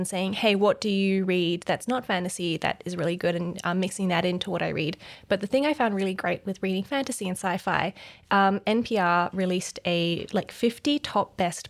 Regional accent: Hong Kong; I grew up in Hong Kong, so it was really cool to see that.

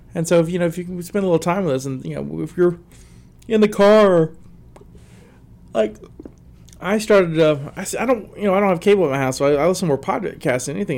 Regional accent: South Alabama, United States; now in West Virginia, United States; I'm from South Alabama. There's Popeyes everywhere, but since I've moved to West Virginia

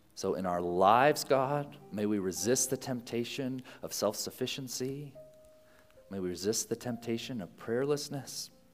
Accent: United States; as American citizens

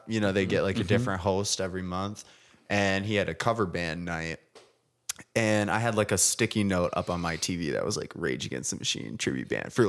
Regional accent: Grand Haven, Michigan, United States; now in Grand Rapids, United States; From Grand Haven. Okay. Which is my that's right. That's my hometown.

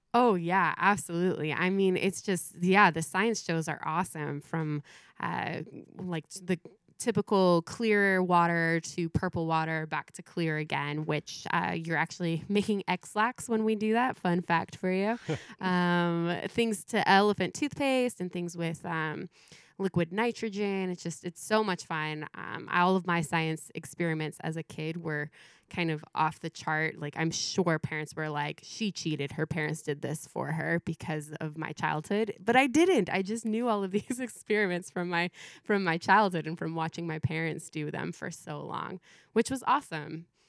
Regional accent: Mentone, California, United States; I grew h, up here in Southern California

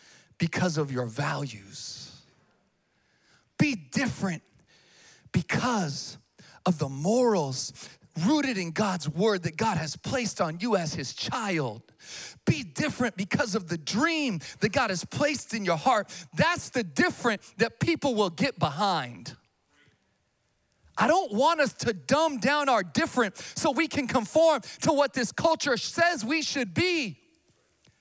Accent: Sacramento, California, United States; also born or lived in Missouri; I'm from Sacramento, born and raised. Grew up, you know, off of Calvine Road, Vintage Park

